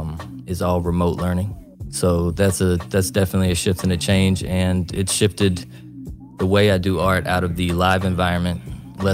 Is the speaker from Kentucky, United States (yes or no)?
yes; Richmond, Kentucky, United States; also born or lived in Beijing, China / Shanghai, China; I'm from Richmond, Kentucky.